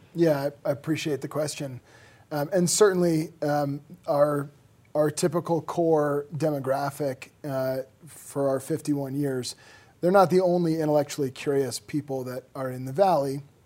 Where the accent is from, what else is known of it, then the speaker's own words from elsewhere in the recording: Boston, Massachusetts, United States; also born or lived in Denver; now in Vail, United States; I grew up in Boston